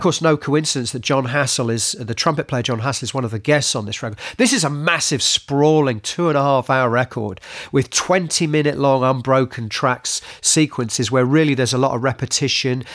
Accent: United Kingdom; as British people

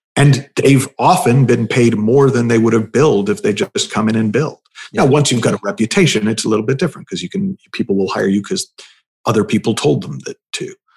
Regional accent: United States; also born or lived in United Kingdom; I'm the American

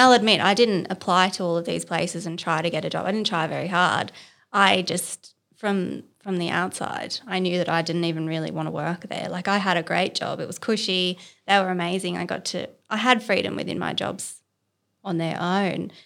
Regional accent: Canberra, Australian Capital Territory, Australia; moved away as an adult; now in Sydney, Australia; I'm from Canberra originally.

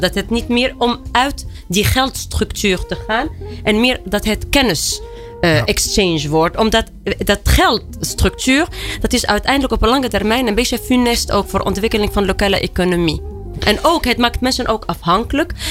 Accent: Tunisia; Dutch is a second language; moved away as an adult; now in Netherlands; ik ben opgegroeid in Tunesië.

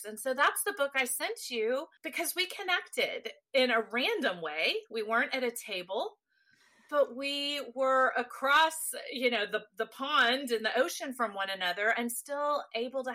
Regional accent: Texas, United States; I am a native Texan

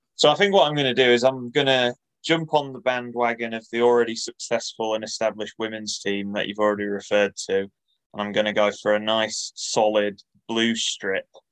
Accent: Bridlington, Yorkshire and the Humber, United Kingdom; moved away; back home, back in East Yorkshire, which is a very uh, sparse area of football. L- living and growing up in Bridlington

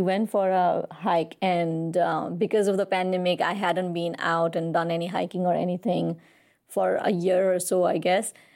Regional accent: Kathmandu, Bagmati, Nepal; I was born and raised in Kathmandu

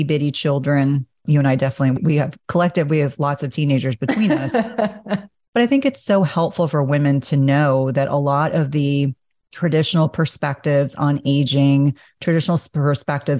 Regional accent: New Jersey, United States; I grew up in Jersey

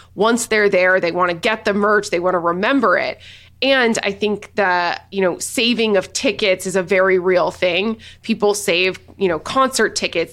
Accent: Nashville, Tennessee, United States; I'm from Nashville

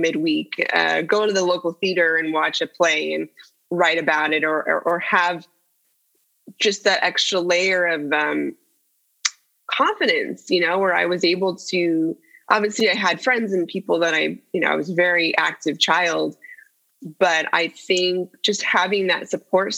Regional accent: San Jose, California, United States; I grew up in the Bay Area, yeah, in San Jose

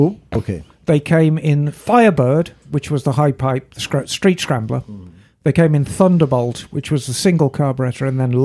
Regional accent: Birmingham, West Midlands, United Kingdom; moved away; Birmingham Small Arms, as people know, and that's my hometown

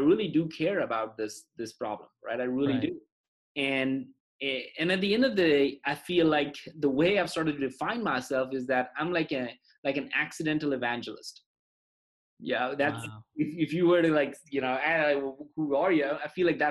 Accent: India; moved away; I was in a Boy Scouts equivalent growing up in India

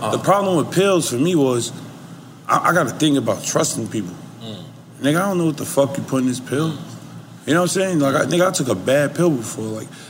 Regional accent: Clayton County, Georgia, United States; I'm from Clay County.

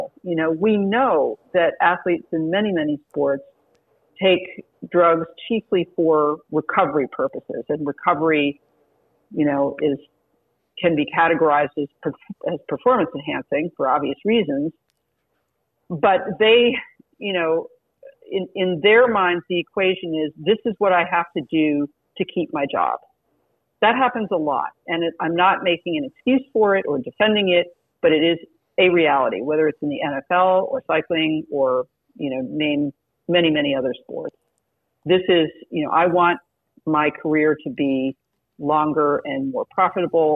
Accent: France; moved away; my background growing up in France and speaking the language

